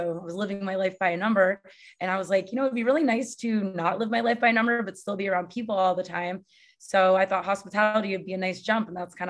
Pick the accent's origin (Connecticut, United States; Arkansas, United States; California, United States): Connecticut, United States; moved away as an adult; also born or lived in San Diego; now in New York, United States; So I grew up in Connecticut. I moved to San Diego with no job and no friends at 27. And then I moved back to Connecticut for like a few months. And then I've been in New York ever since.